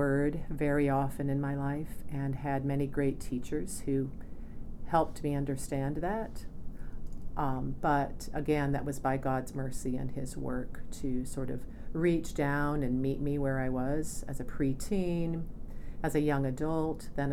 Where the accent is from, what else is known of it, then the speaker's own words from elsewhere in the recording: Northeast Iowa, United States; I grew up in Northeast Iowa. I was born and raised out in the country on a farm